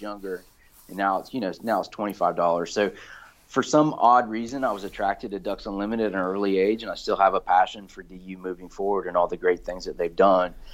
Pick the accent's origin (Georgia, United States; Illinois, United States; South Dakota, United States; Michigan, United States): Georgia, United States; Valdosta; now in Florida, United States; I grew up in South Georgia